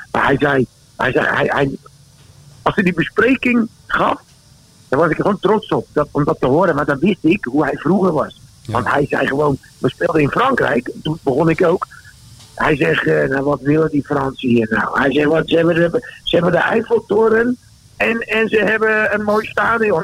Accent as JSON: {"language": "Dutch", "town": "Rotterdam", "region": "South Holland", "country": "Netherlands", "tie": "born or raised there", "moved": "as an adult", "lives_now": "Austria", "said": "ik ben in Rotterdam geboren"}